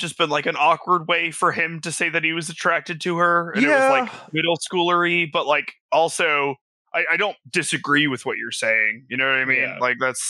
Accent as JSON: {"language": "English", "region": "North Carolina", "country": "United States", "said": "We're from North Carolina"}